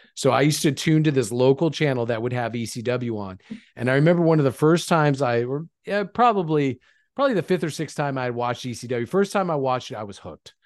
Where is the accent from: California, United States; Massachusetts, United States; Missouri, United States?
California, United States; Lancaster; Lancaster, California, my hometown